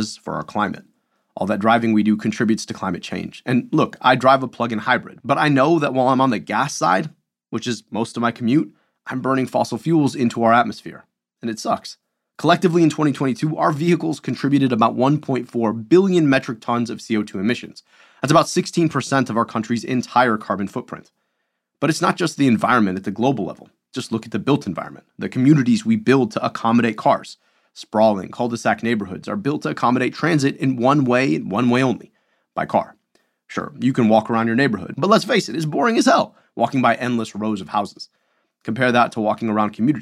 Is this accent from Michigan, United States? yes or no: yes; Michigan, United States; I'm from Michigan, and we're like in the heart of auto country.